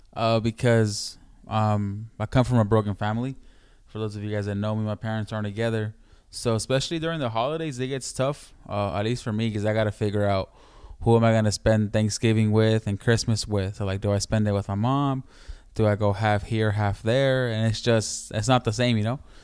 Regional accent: Mexico City, Mexico; where I'm from, I'm from Mexico City, in DF

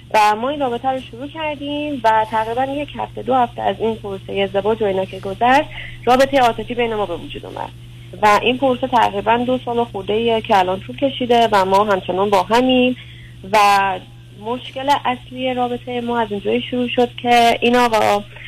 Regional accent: Iran; born or raised there; moved away as an adult

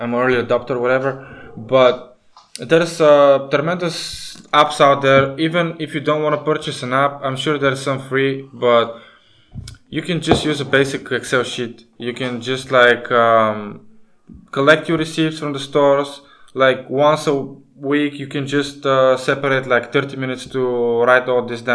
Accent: Bulgaria; we come from Bulgaria, which is still in the European Union, but we use a different currency

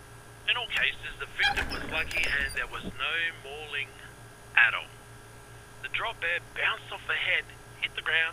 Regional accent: South Australia, Australia; My backyard is in good old South Australia.

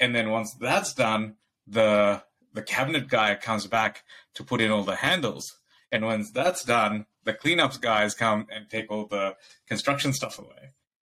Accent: Bangladesh; moved away; I grew up in Bangladesh

